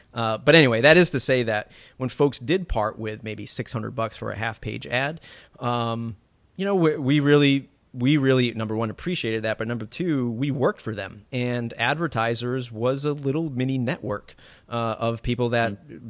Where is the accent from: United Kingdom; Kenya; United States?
United States; Massachusetts; my home state of Massachusetts.